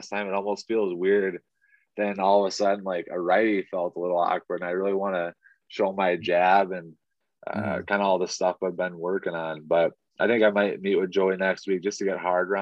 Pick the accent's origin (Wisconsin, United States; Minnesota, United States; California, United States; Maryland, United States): Minnesota, United States; Pine City; my hometown, I was originally from Minneapolis, but we had moved when I was like 5 years old to Pine City